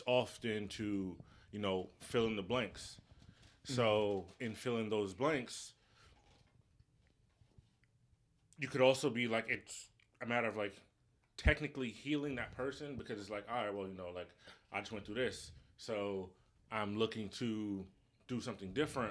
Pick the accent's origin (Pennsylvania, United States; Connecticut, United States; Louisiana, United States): Connecticut, United States; I'm from Connecticut